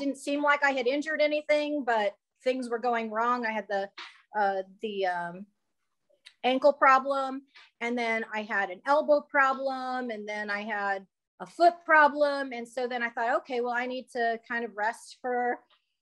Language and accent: English; Edmond, Oklahoma, United States; I'm from Edmond, Oklahoma